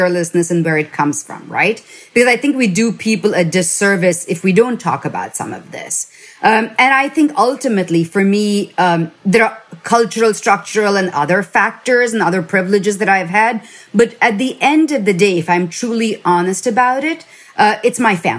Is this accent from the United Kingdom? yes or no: no; India; now in United States; I grew up in India